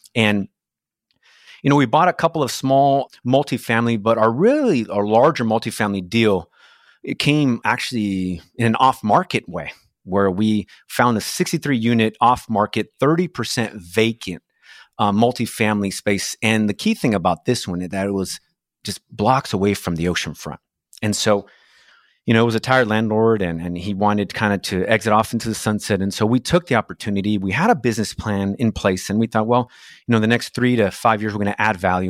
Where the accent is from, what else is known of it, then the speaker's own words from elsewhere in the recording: Brazil; English is a second language; moved away as an adult; now in United States; I was born in Brazil, and I immigrated to the States as a, as a young man, and I didn't speak the language